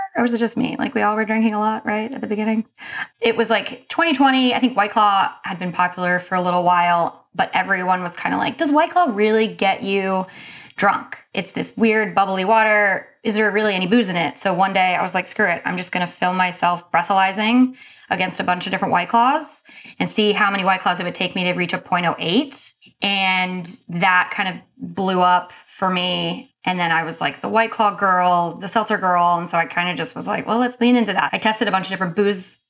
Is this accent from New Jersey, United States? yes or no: no; North Carolina, United States; I'm from North Carolina